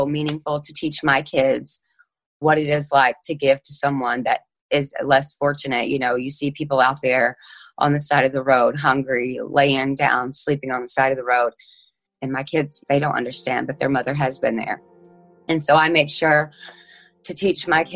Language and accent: English; Elkhart, Indiana, United States; I'm 34 years old, and I'm from Elkhart, Indiana